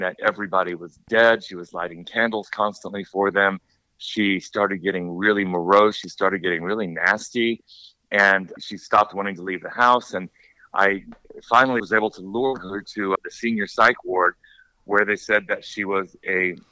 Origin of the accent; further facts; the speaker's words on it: Costa Mesa, California, United States; moved away as an adult; also born or lived in Los Angeles / Washington, D.C. / Rome; We grew up in Orange County, California, very, very white, affluent, although we were in the poor part, neglected part of Costa Mesa